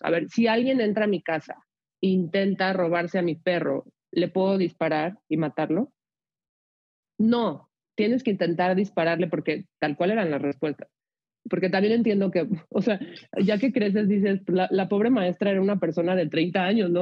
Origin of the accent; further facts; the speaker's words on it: Mexico City, Mexico; yo nací y crecí en la Ciudad de México